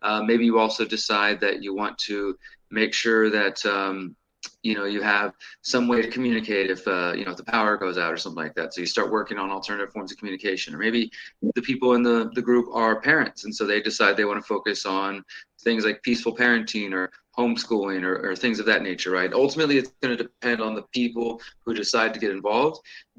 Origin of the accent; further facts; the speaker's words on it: Houston, Texas, United States; moved away as an adult; now in Mexico; I'm originally from Houston, where I'm at right now. I actually live in Mexico at the moment, but I'm originally from Texas, and I've been here most of my life